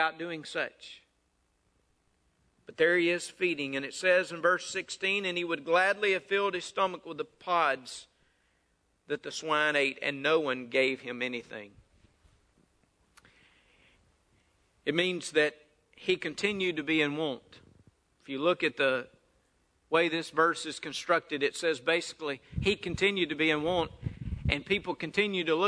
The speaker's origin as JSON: {"language": "English", "region": "North Mississippi", "country": "United States", "tie": "born or raised there", "said": "I grew up there in North Mississippi"}